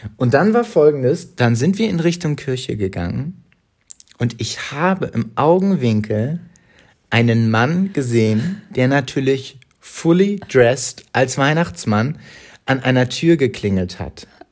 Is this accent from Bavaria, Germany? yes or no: no; Hamburg, Germany; Ich bin in Hamburg groß geworden, in der Nähe des Stadtparks